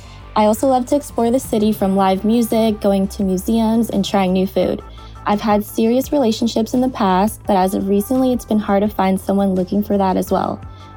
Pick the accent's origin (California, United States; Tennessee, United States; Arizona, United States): California, United States; Los Angeles; I'm 23 years old and I'm from Los Angeles